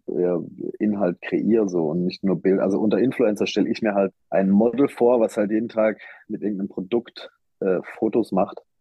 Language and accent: German; Black Forest, Baden-Württemberg, Germany; ich komme ja aus dem Schwarzwald, ich bin im Schwarzwald geboren, ich bin da aufgewachsen